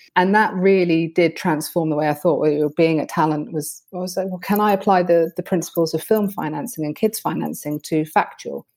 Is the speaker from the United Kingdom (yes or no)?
yes; United Kingdom; I'm very British about these things